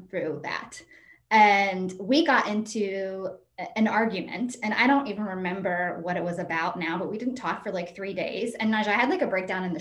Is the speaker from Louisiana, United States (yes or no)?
no; West Virginia, United States; I grew up in West Virginia